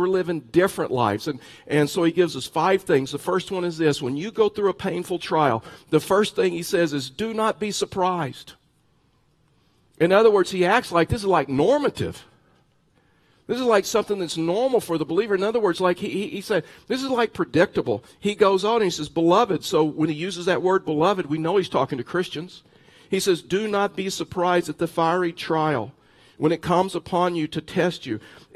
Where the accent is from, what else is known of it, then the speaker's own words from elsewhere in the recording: Texas, United States; moved away as an adult; I'm from Texas